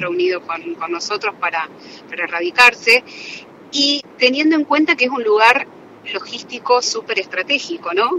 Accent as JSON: {"language": "Spanish", "town": "Ceres", "region": "Santa Fe", "country": "Argentina", "moved": "yes", "said": "soy de Ceres"}